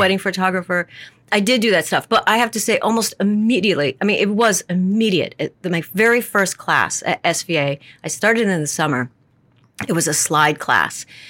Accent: the Adirondacks, New York, United States; growing up in the Adirondacks

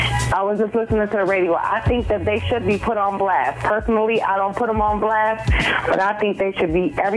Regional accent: Buffalo, New York, United States; I'm from Buffalo

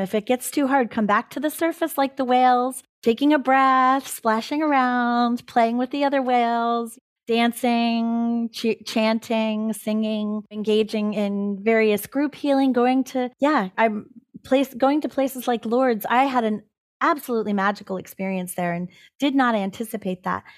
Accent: California, United States; this is the land that I am the caretaker of in California. And I can't abandon the land that is the place of my origin

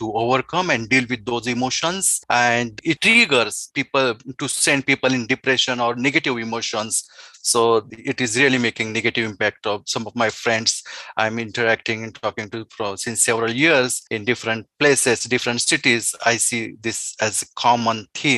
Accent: India; also born or lived in Midwest, United States; now in United States; I'm coming from India

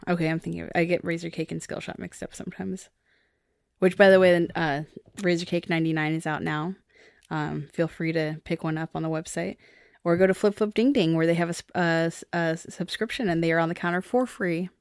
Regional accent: Seattle, Washington, United States; I'm from Seattle

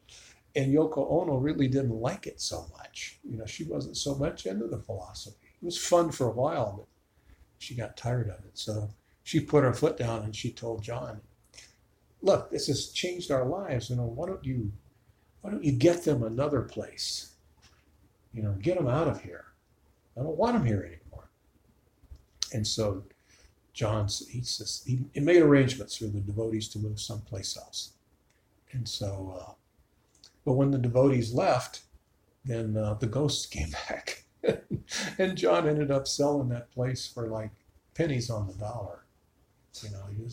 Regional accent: Chicago, Illinois, United States; now in Tucson, United States; I grew up in Chicago.

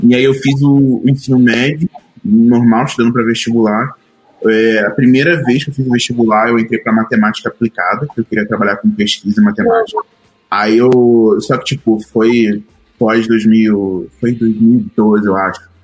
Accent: Duque de Caxias, Rio de Janeiro, Brazil; accent: carioca; moved away as an adult; now in São Paulo, Brazil; eu sou carioca, a minha família é de retirantes nordestinos, minha família foi para o Rio de Janeiro há uns 50 e poucos anos, né, e eu cresci na, na periferia do Rio, em Duque de Caxias

